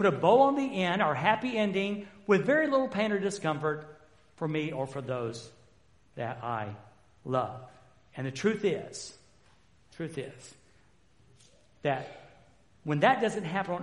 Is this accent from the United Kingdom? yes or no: no; the South, United States; I've been from the South.